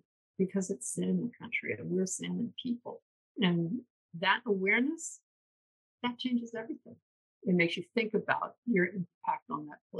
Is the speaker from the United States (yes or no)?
yes; New York, United States; moved away as an adult; I'm from the East Coast, New York. And when I came out here in 1992